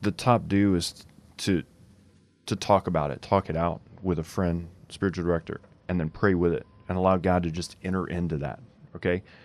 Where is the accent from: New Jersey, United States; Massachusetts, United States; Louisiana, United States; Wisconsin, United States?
Louisiana, United States; I grew up in Louisiana